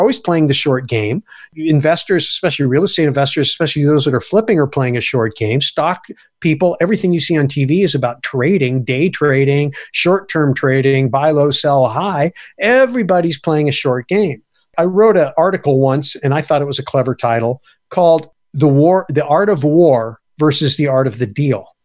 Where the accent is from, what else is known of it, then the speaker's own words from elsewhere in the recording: United States; I'm an American